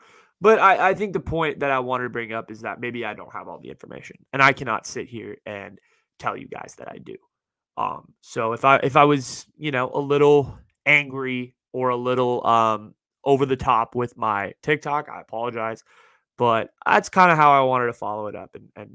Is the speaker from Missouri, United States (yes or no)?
no; Bay Area, California, United States; the Bay Area is my hometown